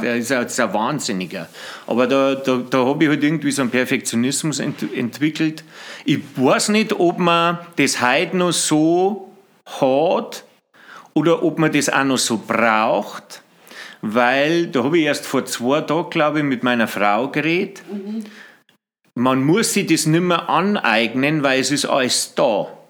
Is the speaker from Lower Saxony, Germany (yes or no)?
no; Bavarian Forest, Germany; moved away; also born or lived in Freising / Au in der Hallertau; sind wir dann äh, nach Ringzung in Wald und da bin ich dann aufgewachsen